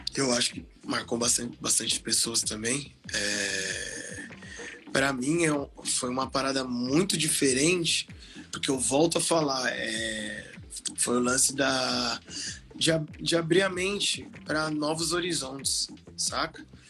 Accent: Osasco, São Paulo, Brazil; sou de Osasco, mano, sou de Osasco

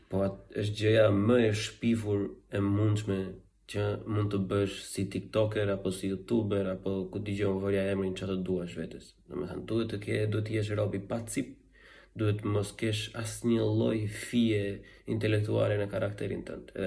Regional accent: Albania; jam shqiptare, jam krenari

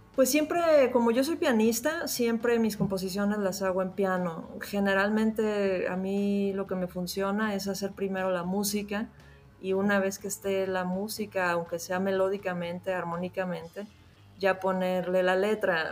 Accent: Mexico; also born or lived in Mexico City; Estoy en Ciudad de México.

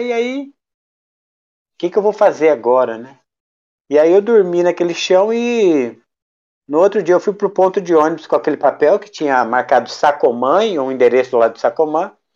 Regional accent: Campos do Jordão, São Paulo, Brazil; sou nascido e criado em Campos do Jordão, minha cidade natal

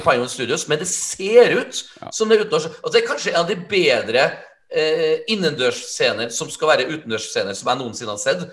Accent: Trøndelag, Norway; jeg er en trønder

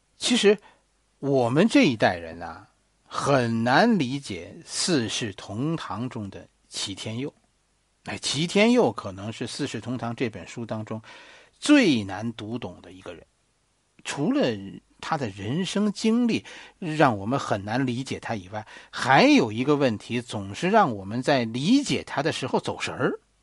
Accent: China; 我们中国人

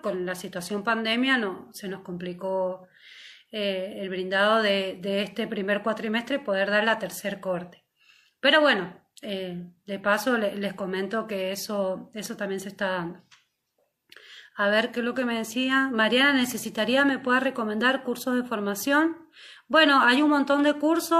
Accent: Mendoza, Argentina; para quienes somos de fuera de Buenos Aires, en este caso yo soy de Mendoza

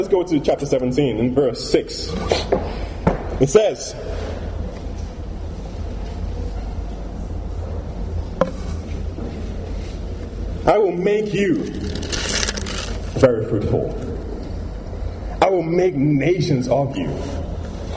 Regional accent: Nigeria; growing up in Nigeria

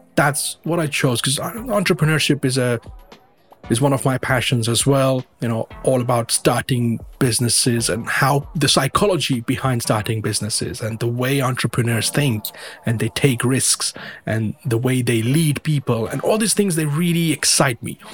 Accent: Mumbai, Maharashtra, India; moved away as an adult; also born or lived in United Kingdom / Colombia; now in Ontario, Canada; I was born in India. I was born in the western part of India. Uh, people are aware of Bombay or Mumbai as it's now

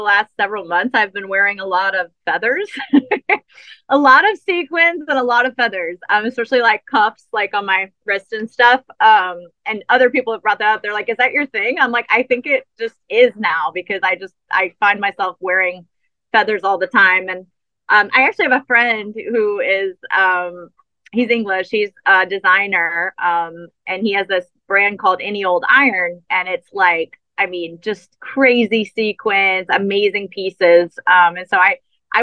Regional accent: New Orleans, Louisiana, United States; I am from New Orleans, so I'm very much a soulful singer. And I grew up, you know, playing in bands with horns.

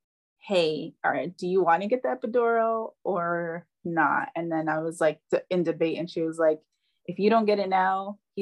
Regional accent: New York, United States; moved away; we're from New York

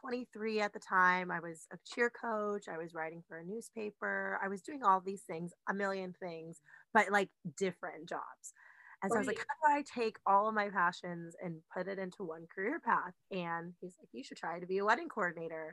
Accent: California, United States; I'm from California

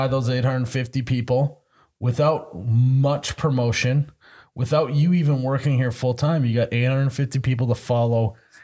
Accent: Midwest, United States; I'm a Midwesterner

